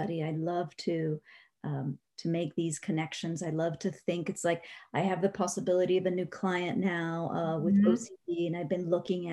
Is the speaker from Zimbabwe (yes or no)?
no; Spain; moved away; I'm originally from Spain